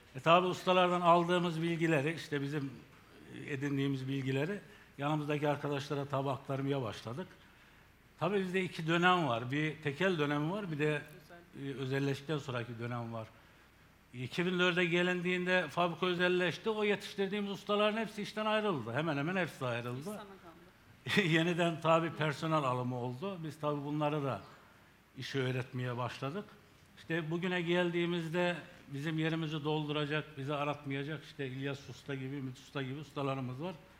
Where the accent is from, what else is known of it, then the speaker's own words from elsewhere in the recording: Gümüşhane Province, Turkey; moved away as an adult; now in Nevşehir, Turkey; 1968 Gümüşhane doğumluyum. İlk orta ve liseyi Gümüşhane'de bitirdikten sonra askerlik.